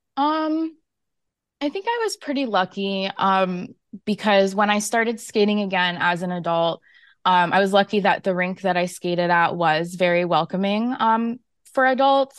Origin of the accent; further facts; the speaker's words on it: Florida, United States; I'm from Florida